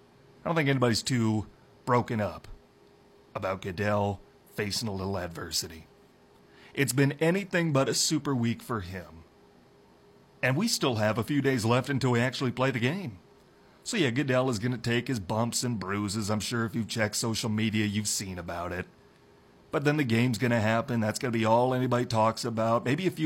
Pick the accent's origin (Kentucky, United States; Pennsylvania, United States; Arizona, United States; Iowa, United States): Iowa, United States; now in Upper Peninsula of Michigan, United States; We're about 20 degrees warmer up here than my home state of Iowa.